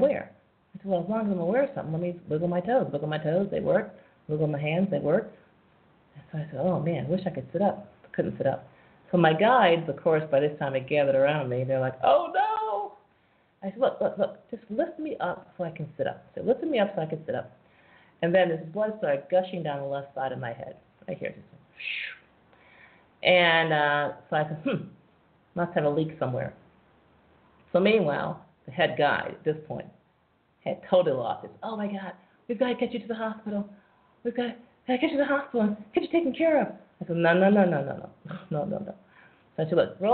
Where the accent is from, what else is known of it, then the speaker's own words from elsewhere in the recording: United States; as an American tourist